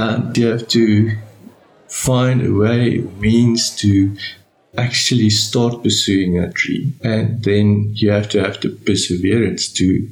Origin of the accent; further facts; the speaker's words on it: Bloemfontein, Free State, South Africa; moved away as an adult; now in Centurion, South Africa; I was born and educated in Bloemfontein. I stayed there for my first 46 years.